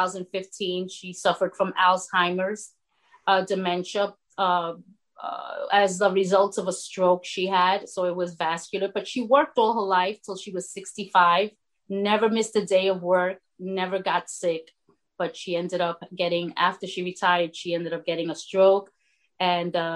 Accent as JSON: {"language": "English", "town": "New York City", "region": "New York", "country": "United States", "tie": "born or raised there", "also_born_or_lived": "Brooklyn, New York", "moved": "as an adult", "lives_now": "Florida, United States", "said": "I was born in Brooklyn and raised in the Bronx. I lived all my life there"}